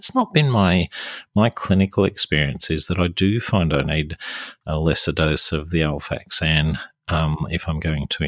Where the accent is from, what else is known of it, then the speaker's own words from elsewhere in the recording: Sydney, New South Wales, Australia; now in Newcastle, Australia; here in Newcastle and when I was growing up in Sydney